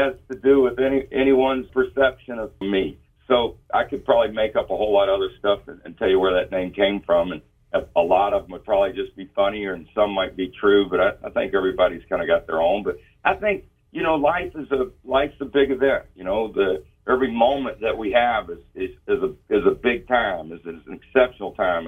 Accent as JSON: {"language": "English", "town": "Culpeper", "region": "Virginia", "country": "United States", "said": "I'm from Virginia. Yes, I am. 90 miles southwest of Washington, D.C., right there, a little town called Culpeper, Virginia"}